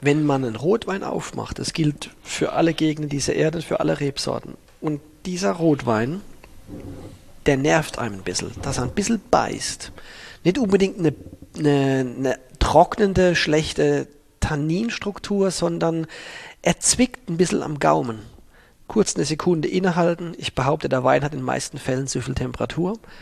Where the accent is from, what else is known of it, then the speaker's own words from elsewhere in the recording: Baden-Württemberg, Germany; moved away; In der Burgunderregion in Südbaden, wo ich aufgewachsen bin